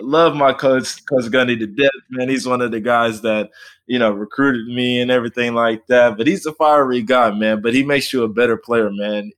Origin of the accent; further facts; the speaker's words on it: Fort Worth, Texas, United States; moved away as an adult; now in Oklahoma, United States; I am formerly from Fort Worth, Texas, uh, D F W area